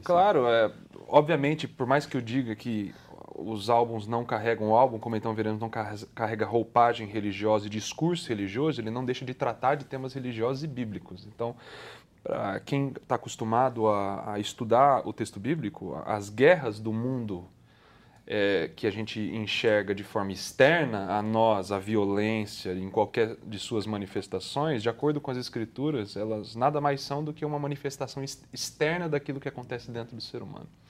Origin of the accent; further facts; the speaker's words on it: Brazil; como brasileiros